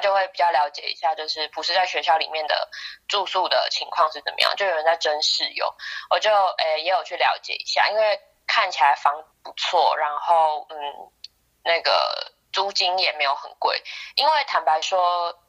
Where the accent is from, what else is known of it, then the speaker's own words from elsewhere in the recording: Taiwan; moved away as an adult; now in United Kingdom; 我从台湾来